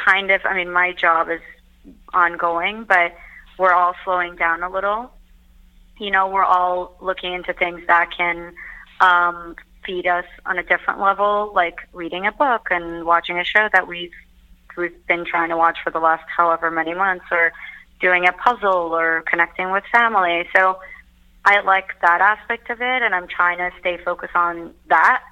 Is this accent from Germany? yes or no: no; Turkey; moved away as an adult; also born or lived in New York, United States; now in London, United Kingdom; I was born and raised in Turkey, but I spent a big chunk of my adulthood in New York, and now I'm in London